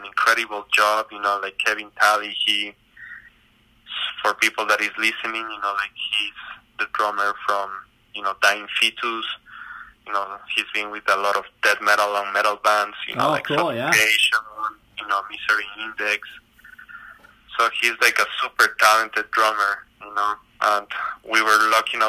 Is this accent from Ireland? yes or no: no; Ecuador; moved away; I grew up in South America. You know, in Ecuador